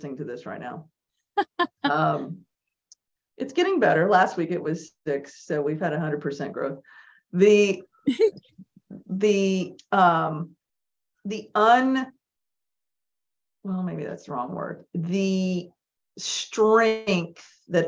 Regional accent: Texas, United States; as a Texan

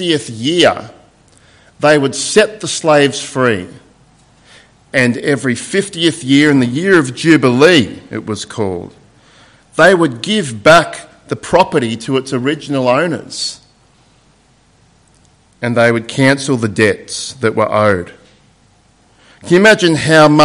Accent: Sydney, New South Wales, Australia; because that's my hometown in Sydney. And I haven't been there for a while, and my old house that I grew up in had changed a little bit

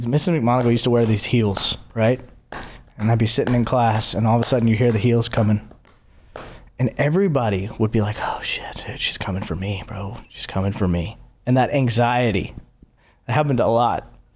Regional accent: Clemmons, North Carolina, United States; moved away as an adult; also born or lived in Los Angeles, California; now in Nashville, United States; Was born and raised in North Carolina. Moved to L A for fifteen years

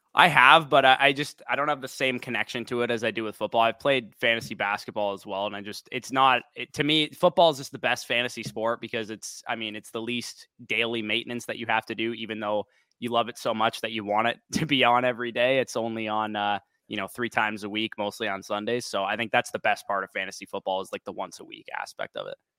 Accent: Canada; I'm Canadian

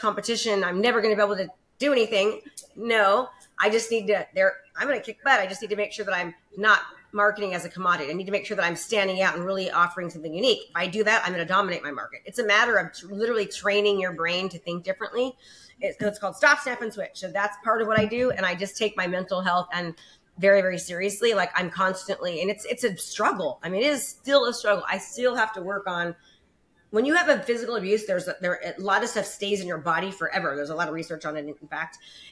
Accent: Concord, California, United States; also born or lived in Antioch, California / Brentwood, California; now in Discovery Bay, United States; In the Bay Area. I was raised in Concord, California

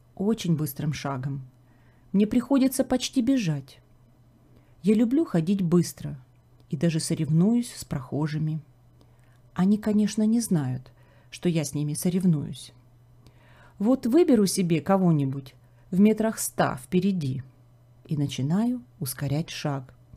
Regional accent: Kharkiv, Kharkiv Oblast, Ukraine; moved away as an adult; now in Canada; город Харьков. Это мой родной город

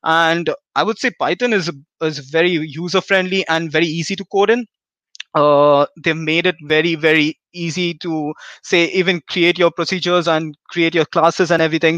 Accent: India; moved away as an adult; I come from India, and I've been here for the last 3 years.

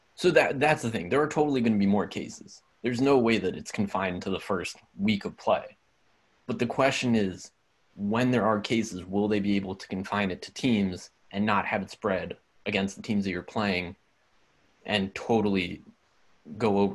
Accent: Cheltenham, Pennsylvania, United States; moved away as an adult; come from Cheltenham. That's where I met Jewel

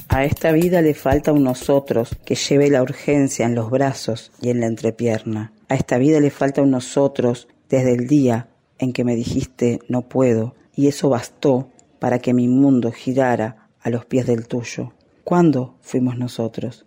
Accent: Uruguay; also born or lived in Minas, Uruguay; soy uruguaya, vivo en la ciudad de Minas

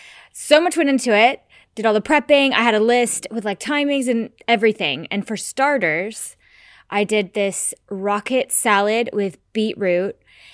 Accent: United States; I'm American.

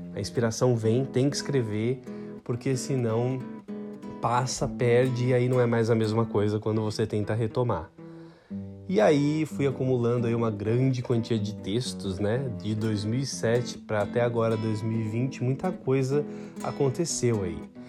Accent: São Paulo, Brazil; nasci em São Paulo, moro em São Paulo

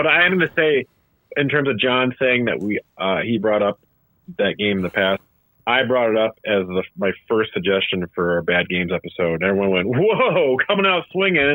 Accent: Waukegan, Illinois, United States; growing up in Waukegan, Illinois.

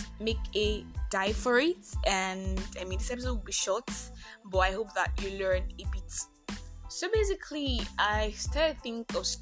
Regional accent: Nigeria; I am that Nigerian Christian talkaholic

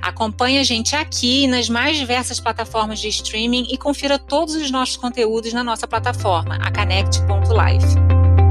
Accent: Campos dos Goytacazes, Rio de Janeiro, Brazil; A gente é de Campos dos Goitacazes

